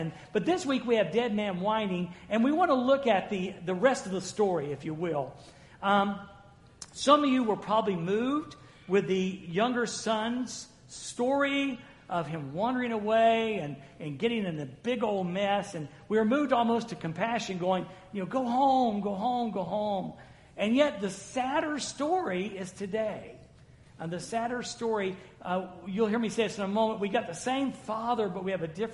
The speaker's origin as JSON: {"language": "English", "region": "the South", "country": "United States", "said": "I'm from the South"}